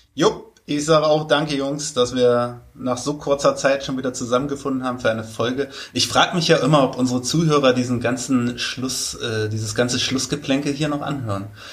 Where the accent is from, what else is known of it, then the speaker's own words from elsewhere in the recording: Germany; als Deutscher